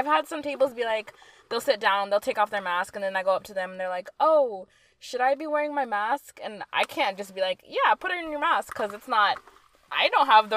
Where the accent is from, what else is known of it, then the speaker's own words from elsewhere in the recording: Midland, Texas, United States; I'm not from San. I'm from West Tech, Midland.